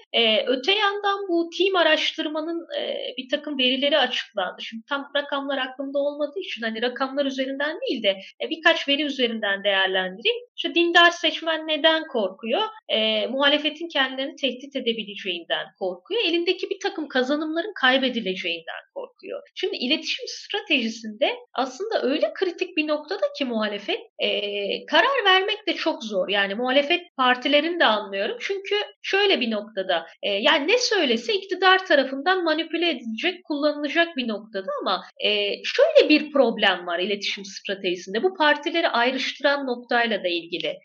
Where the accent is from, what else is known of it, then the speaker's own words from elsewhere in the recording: Malatya, Turkey; moved away; Ben de Malatyalıyım.